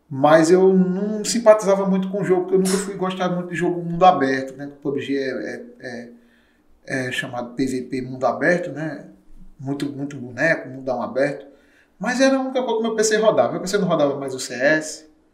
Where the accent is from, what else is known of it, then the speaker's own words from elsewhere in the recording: Soledade, Paraíba, Brazil; eu sou de Soledade, interior da Paraíba, 190 quilômetros aqui da capital